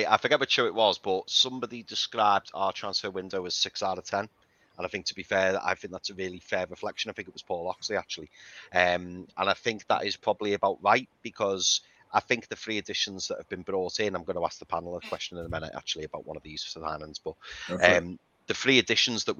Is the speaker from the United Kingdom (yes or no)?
yes; Liverpool, North West England, United Kingdom; I'm from Liverpool